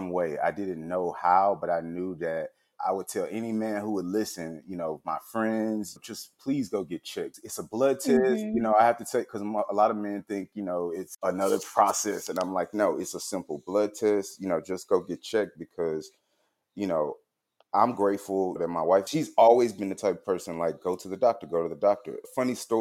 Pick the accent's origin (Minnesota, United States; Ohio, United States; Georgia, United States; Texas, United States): Texas, United States; Houston; moved away as an adult; now in Austin, United States; I'm originally from Houston, Texas, currently living in Austin, Texas